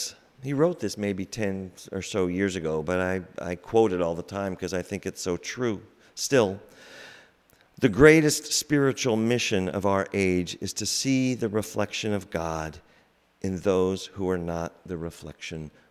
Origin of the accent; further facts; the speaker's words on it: Iowa, United States; moved away; also born or lived in Boston; I'm from Iowa via Boston